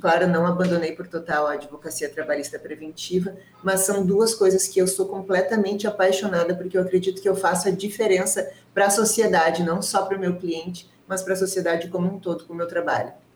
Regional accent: Rio Grande do Sul, Brazil; eu sou gaúcho

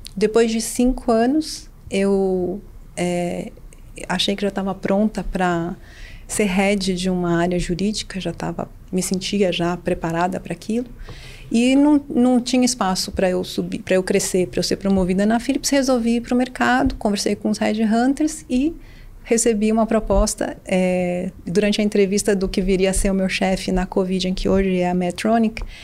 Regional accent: Brazil; also born or lived in New York / São Paulo; eu voltei para o Brasil é, é, em junho de 2002

